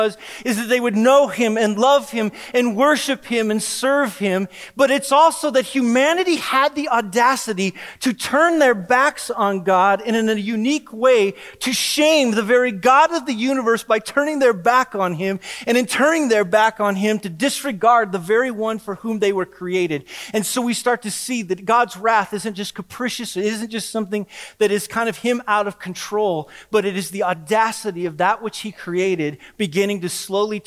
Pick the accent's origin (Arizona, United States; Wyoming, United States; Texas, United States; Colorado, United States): Wyoming, United States; moved away; I'm from Wyoming.